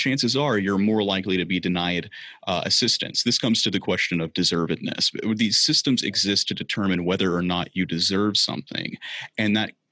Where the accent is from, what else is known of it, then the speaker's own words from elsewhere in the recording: the South, United States; I grew up in the South